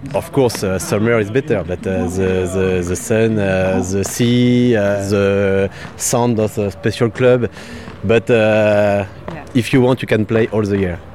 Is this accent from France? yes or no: yes; Bordeaux, Nouvelle-Aquitaine, France; English is a second language; I come from Bordeaux